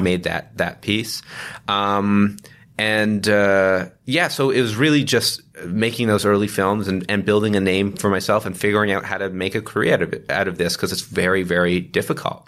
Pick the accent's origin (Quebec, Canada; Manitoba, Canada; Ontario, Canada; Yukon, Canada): Ontario, Canada; Toronto; we both grew up in, uh, in Toronto, um, uh, born and raised